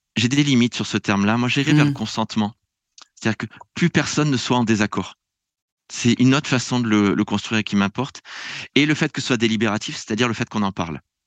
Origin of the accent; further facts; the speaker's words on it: France; moved away; je viens de France